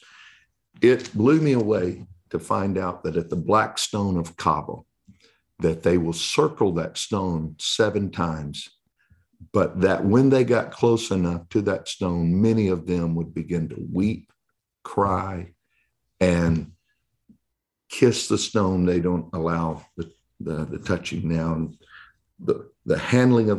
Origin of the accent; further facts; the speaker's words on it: Texas, United States; I'm from Texas